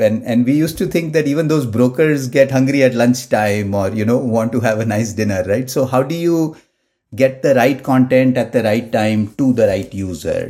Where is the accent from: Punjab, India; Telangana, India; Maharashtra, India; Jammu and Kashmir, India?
Maharashtra, India; Mumbai; moved away as an adult; Born and brought up in Mumbai. Uh, I did my, you know, sort of first twenty-five years of my life in Mumbai